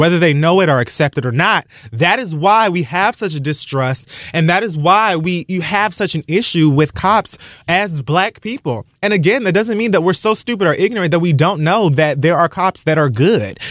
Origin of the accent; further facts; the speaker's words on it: Dade County, Florida, United States; I'm from Dade fucking County.